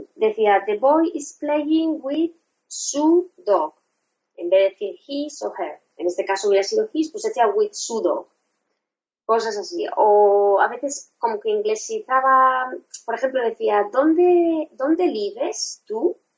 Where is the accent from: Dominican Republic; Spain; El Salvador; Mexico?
Spain; first language Spanish; mi idioma materno es el español, sabe que soy española